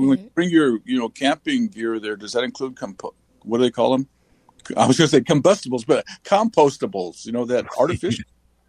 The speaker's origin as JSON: {"language": "English", "region": "Oklahoma", "country": "United States", "moved": "yes", "said": "I'm from Oklahoma originally"}